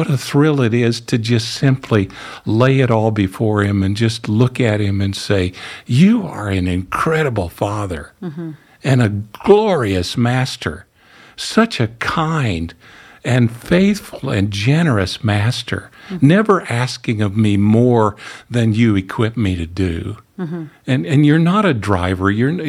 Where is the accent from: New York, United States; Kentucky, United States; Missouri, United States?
Missouri, United States; I mean, I'm from the Ozarks in Missouri, okay? I spent more time barefooted growing up than I did with shoes on.